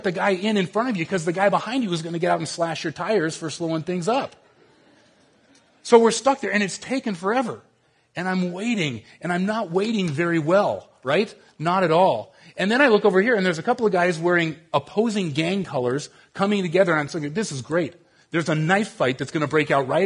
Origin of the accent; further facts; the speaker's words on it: Southern California, United States; moved away; I grew up down in Southern California